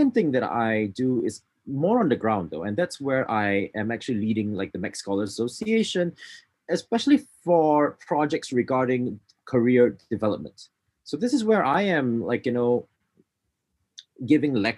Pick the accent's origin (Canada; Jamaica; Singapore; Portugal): Singapore; moved away as an adult; now in Tokyo, Japan; I'm Singaporean, came to Japan almost 10 years ago, actually, in 2012.